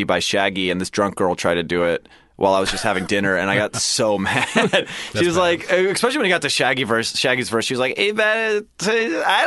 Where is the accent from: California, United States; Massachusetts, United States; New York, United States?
California, United States; Sacramento; moved away; I could stay somewhere for free in Sacramento